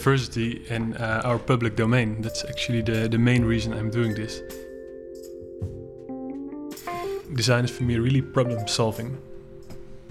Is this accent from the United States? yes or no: no; Netherlands; I'm from the Netherlands